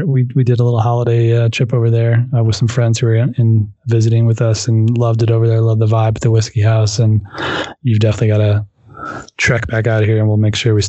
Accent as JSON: {"language": "English", "town": "South Bend", "region": "Indiana", "country": "United States", "tie": "born or raised there", "moved": "yes", "said": "I grew up in South Bend, northern part of Indiana."}